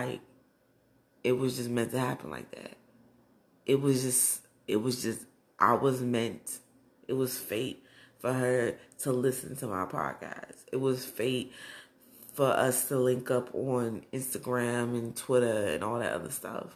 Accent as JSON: {"language": "English", "town": "Browns Mills", "region": "New Jersey", "country": "United States", "tie": "born or raised there", "also_born_or_lived": "Newark, New Jersey", "said": "I was born in Newark, but I was raised in Browns Mills, New Jersey"}